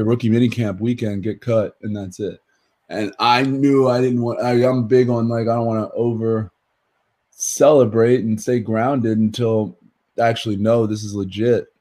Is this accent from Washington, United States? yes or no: no; New Jersey, United States; I'm from South Jersey